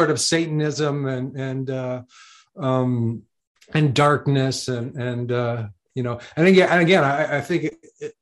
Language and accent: English; Canada; I'm from Canada